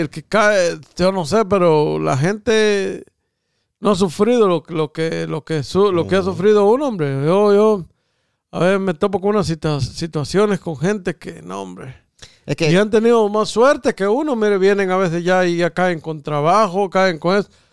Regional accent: Guatemala; moved away; Si voy a estar igual que como estaba en Guatemala, amor, me quedo allá, en mi país.

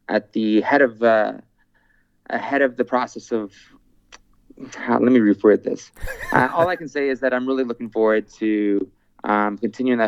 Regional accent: Canada; my fundamental rights as a Canadian

